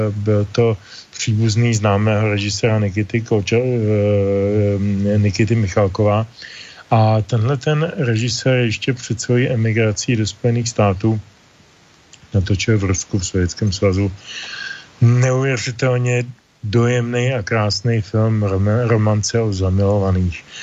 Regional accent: Bohemia, Czechia; U nás v Čechách

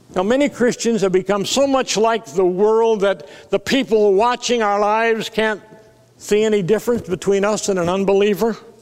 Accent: South Dakota, United States; I was raised in South Dakota

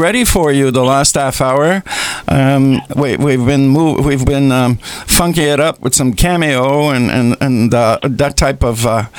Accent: Dorval, Quebec, Canada; born there; Like, I was born in Dorval, which is a city close to the airport in Montreal.

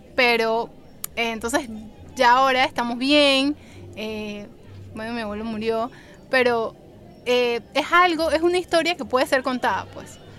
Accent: Panama; yo soy de Panamá

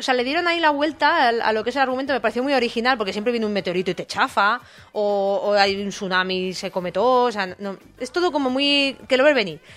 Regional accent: Alicante, Valencian Community, Spain; now in Pamplona, Spain; yo vengo de Alicante

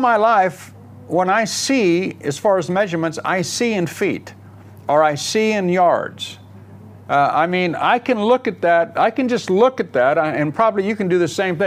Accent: United States; moved away as an adult; now in England, United Kingdom; I grew up in America

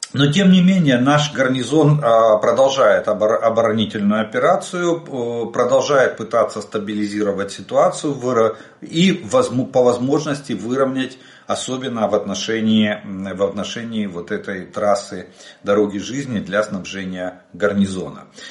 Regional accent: Ukraine; Мы из Украины.

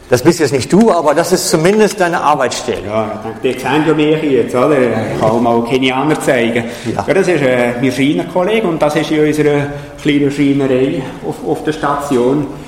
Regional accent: Switzerland; Für mich als Schweizer, als äh, ehemaliger Berggänger, ist das kein Problem.

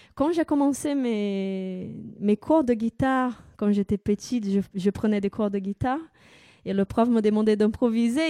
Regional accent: São Paulo, Brazil; French is a second language; moved away as an adult; now in France; je suis née au Brésil et bah, j'ai passé toute ma vie là-bas euh, jusqu'à l'âge de 25 ans.

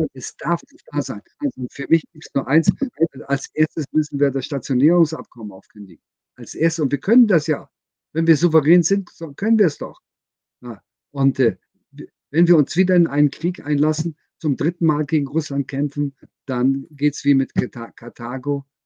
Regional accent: Germany; Für mich als Deutscher

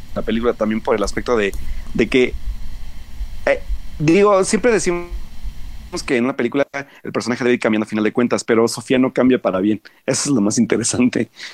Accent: Mexico; nos refleja como sociedad mexicana

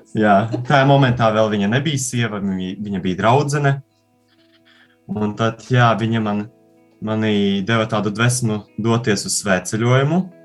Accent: Garkalne, Riga, Latvia; now in Rēzekne, Latvia; Es esmu no Pierīgas, no mazas, maza ciematiņa Gārkalnēs

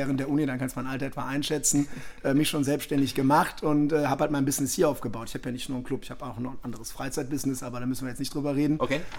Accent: Düsseldorf, North Rhine-Westphalia, Germany; ich bin Düsseldorfer Jung

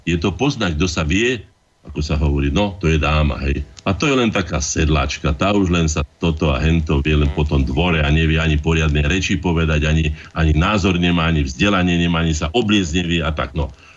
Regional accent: Slovakia

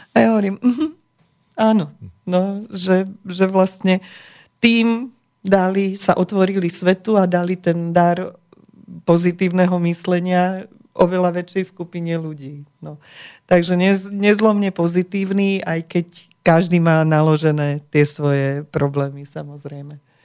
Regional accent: Slovakia; my sme sa narodili na Slovensku

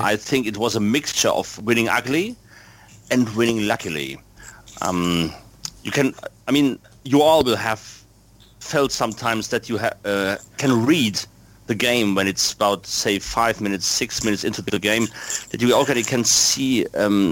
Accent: Germany; from Germany.

